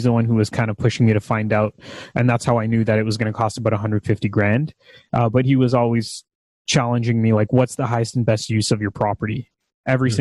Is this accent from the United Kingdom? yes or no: no; Mississauga, Ontario, Canada; also born or lived in Brampton; I grew up in Mississauga and Brampton